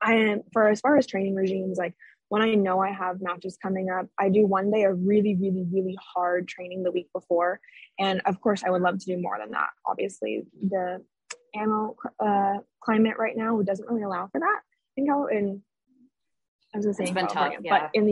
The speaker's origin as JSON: {"language": "English", "town": "Orange", "region": "California", "country": "United States", "tie": "born or raised there", "moved": "as an adult", "lives_now": "Arizona, United States", "said": "I was born and raised in Orange, California, and I recently moved to Arizona by myself."}